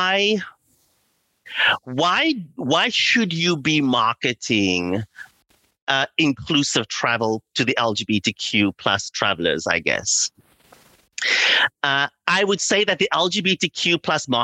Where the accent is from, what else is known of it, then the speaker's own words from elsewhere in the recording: Cape Town, Western Cape, South Africa; moved away as an adult; also born or lived in London, United Kingdom; now in Los Angeles, United States; I grew up in South Africa during apartheid